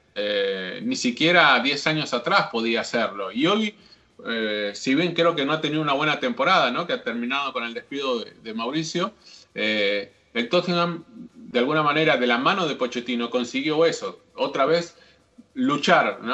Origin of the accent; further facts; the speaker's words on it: Argentina; yo como argentino